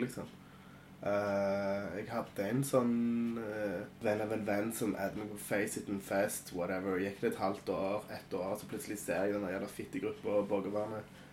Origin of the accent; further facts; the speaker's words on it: Kraków, Lesser Poland, Poland; moved away; jeg kommer fra Krakow